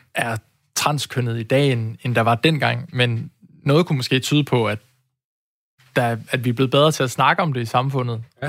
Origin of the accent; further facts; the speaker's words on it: Aarhus, Central Denmark Region, Denmark; jeg er jo også født og opvokset i Aarhus